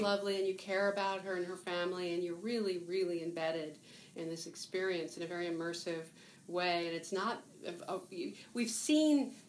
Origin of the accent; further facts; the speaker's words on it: United States; as an American